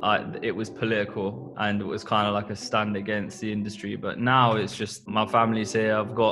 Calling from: Northampton, East Midlands, United Kingdom; We're tuning in from Northampton, where we both still live.

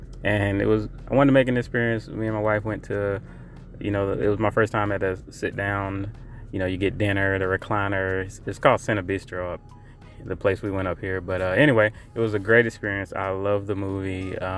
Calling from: Raleigh, North Carolina, United States; I'm calling from Raleigh, North Carolina.

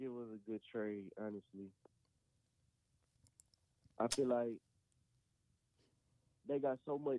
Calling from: Little Rock, Arkansas, United States; I'm calling from Little Rock, Arkansas.

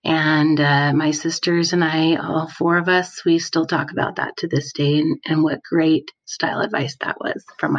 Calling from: Salt Lake City, Utah, United States; I'm calling from Salt Lake City, Utah.

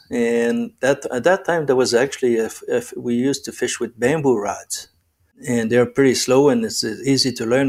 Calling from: Rockland, Ontario, Canada; Well, right now I'm in Rockland, Ontario. It's about 30 kilometers east of Ottawa, national capital of Canada.

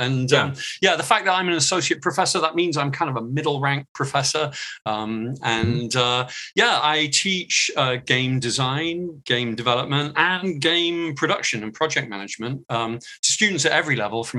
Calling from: Los Angeles, California, United States; I am calling in from Southern California, from the city of Los Angeles.

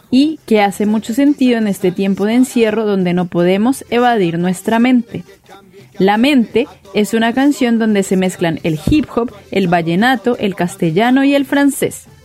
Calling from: Santiago, Santiago Metropolitan Region, Chile; desde Santiago de Chile transmitiendo para la Radio Mandinga.

